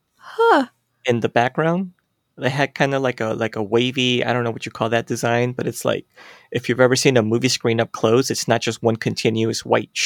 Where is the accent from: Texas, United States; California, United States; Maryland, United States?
California, United States; I grew up in California